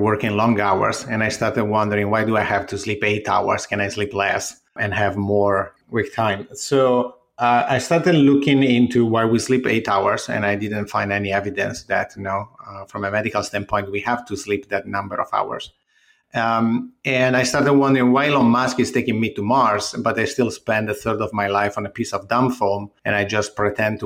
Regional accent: Ferrara, Emilia-Romagna, Italy; moved away as an adult; also born or lived in Milan, Italy / United Kingdom; now in New York, United States; originally, I'm from Ferrara, which is the this city from the Middle Ages with a castle in the middle, walls all around, and is close to Bologna and Venice

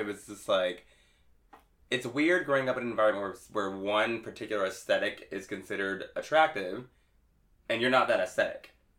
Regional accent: outside of Palm Springs, California, United States; I grew up actually outside of Palm Springs, but it was like Varsity Blues, the town.

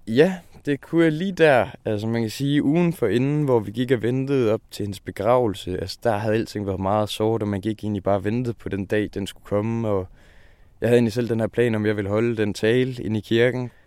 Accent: Skive, Central Denmark Region, Denmark; hjemme i Skive

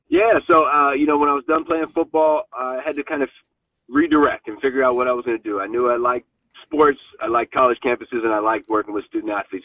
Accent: Stanford, California, United States; I grew up literally on Stanford Ave

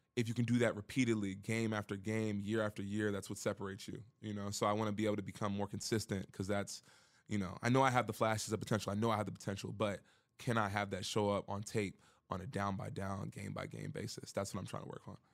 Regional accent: Baltimore, Maryland, United States; moved away; I'm from Baltimore

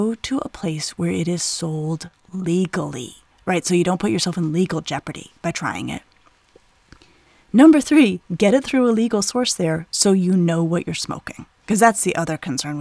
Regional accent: Colorado, United States; I grew up in Colorado in the 80s

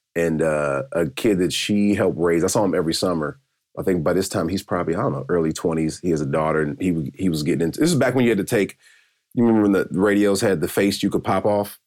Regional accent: Decatur, Georgia, United States; moved away as an adult; also born or lived in St. Louis / Chicago / Dallas; now in Los Angeles, United States; I'm from Atlanta, Georgia, just southeast Stone Mountain, Decatur, Georgia

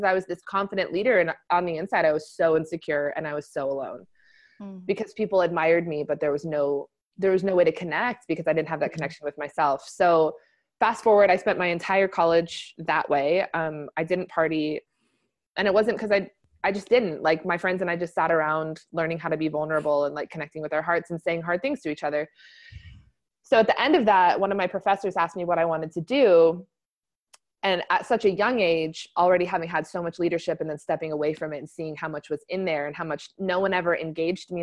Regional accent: Texas, United States; moved away as an adult; now in California, United States; I grew up in Texas

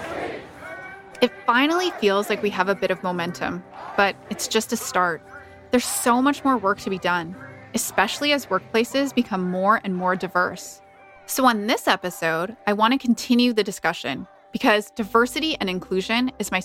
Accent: Canada; I might refer to myself as Indian, Indo-Canadian, or I might just say that I'm Canadian

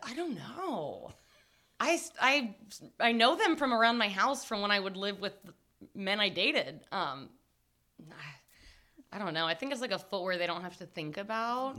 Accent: Cobb County, suburbs of Atlanta, Georgia, United States; I grew up in Cobb County

